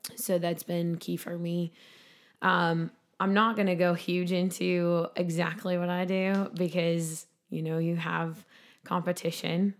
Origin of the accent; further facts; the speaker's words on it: Sauk Rapids, Minnesota, United States; This is in my hometown. It's in Sauk Rapids